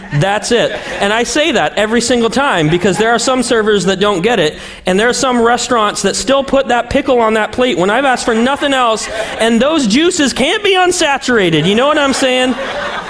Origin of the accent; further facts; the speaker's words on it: Montana, United States; I'm from Montana.